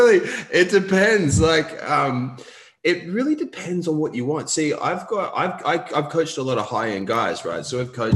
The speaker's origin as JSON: {"language": "English", "town": "Newcastle", "region": "New South Wales", "country": "Australia", "tie": "born or raised there", "also_born_or_lived": "Sydney", "said": "I grew up in Newcastle, so we moved back to Newcastle for a bit"}